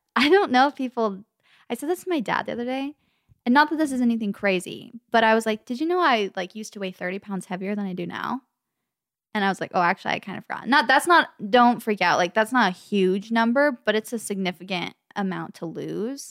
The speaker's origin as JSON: {"language": "English", "area": "the Valley", "region": "California", "country": "United States", "tie": "born or raised there", "accent": "Valley Girl", "said": "We literally grew up in the Valley. We're West Coast girls till the day we"}